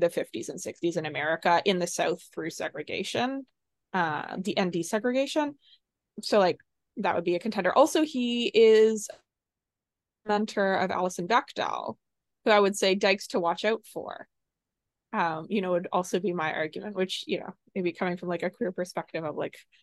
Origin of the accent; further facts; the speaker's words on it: Canada; we are all Canadian